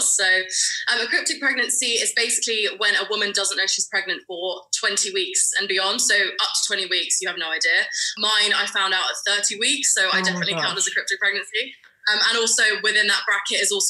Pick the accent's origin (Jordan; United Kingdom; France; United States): United Kingdom; London; I'm from London in the UK.